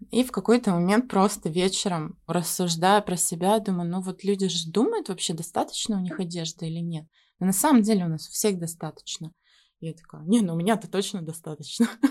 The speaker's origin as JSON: {"language": "Russian", "town": "Yekaterinburg", "region": "Sverdlovsk Oblast", "country": "Russia", "moved": "yes", "said": "Я сама из Екатеринбурга"}